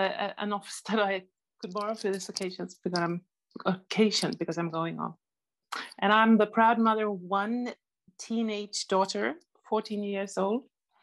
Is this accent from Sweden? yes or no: yes; Sweden; I'm from Sweden